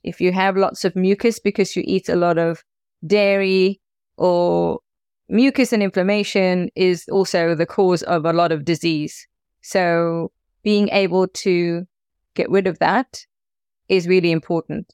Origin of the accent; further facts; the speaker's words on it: South Africa; as a South African